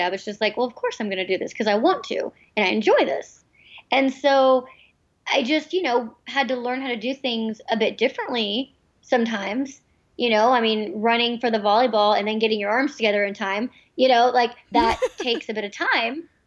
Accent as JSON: {"language": "English", "country": "United States", "tie": "born or raised there", "said": "they moved to the United States, where um, I was born"}